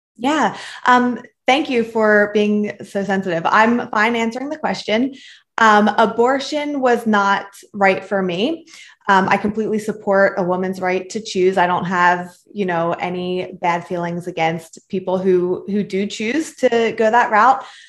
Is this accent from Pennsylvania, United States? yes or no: yes; Philadelphia, Pennsylvania, United States; So I was born and raised in Philadelphia, Pennsylvania, um, Northeast Philly